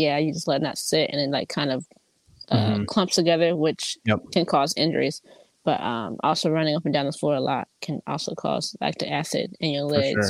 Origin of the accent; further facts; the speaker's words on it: Memphis, Tennessee, United States; also born or lived in Columbus, Ohio / Texas; So I am from Columbus, Ohio, but I grew up in Memphis and in Texas. So we kind of moved around a lot.